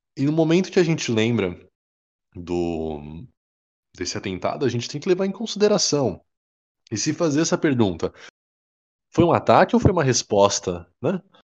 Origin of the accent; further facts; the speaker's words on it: Brazil; a gente é brasileiro